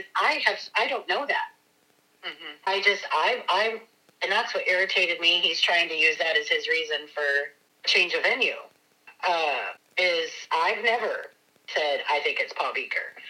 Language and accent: English; Lacey, Washington, United States; That's where I grew up. I didn't grow up in Grays Harbor. I grew up in Lacey.